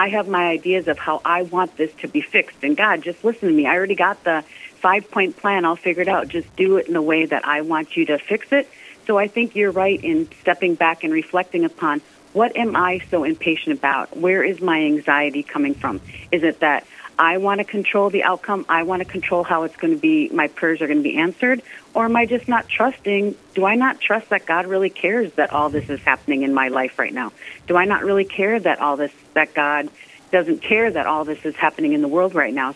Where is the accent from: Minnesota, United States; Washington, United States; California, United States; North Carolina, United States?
Minnesota, United States; Sleepy Eye; Originally, I'm from Sleepy Eye, Minnesota, a little town in southern Minnesota